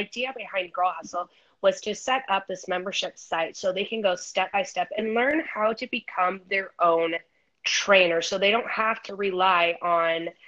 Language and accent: English; Idaho, United States; now in San Diego, United States; I'm originally from Idaho. I currently reside in San Diego, California right now